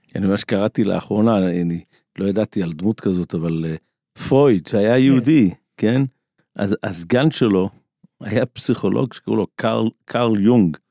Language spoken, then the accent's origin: Hebrew; Israel; כשאני גדלתי בעולם הישיבות פה בארץ לפני 30 שנה